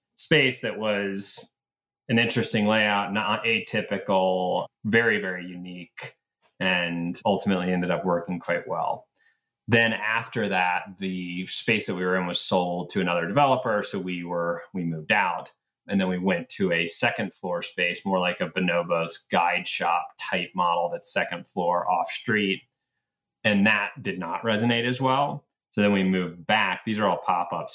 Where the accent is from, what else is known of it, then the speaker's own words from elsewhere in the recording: Atlanta, Georgia, United States; moved away as an adult; also born or lived in Boston; I grew up in Atlanta